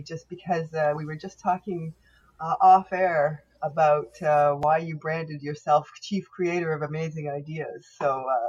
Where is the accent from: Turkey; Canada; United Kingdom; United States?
Canada; I am unapologetically Canadian.